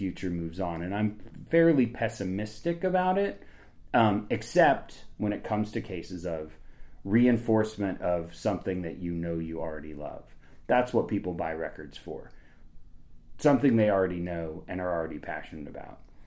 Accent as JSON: {"language": "English", "town": "Topeka", "region": "Kansas", "country": "United States", "also_born_or_lived": "Washington, D.C. / Chicago", "lives_now": "Lawrence, United States", "said": "I'm from Topeka, Kansas"}